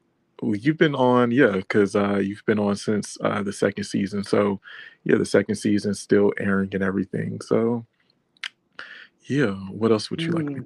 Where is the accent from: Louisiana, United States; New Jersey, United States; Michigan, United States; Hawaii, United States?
Michigan, United States; Detroit; moved away as an adult; now in Los Angeles, United States; I'm originally from Detroit, but I live out in Los Angeles, California for like the last 9 years.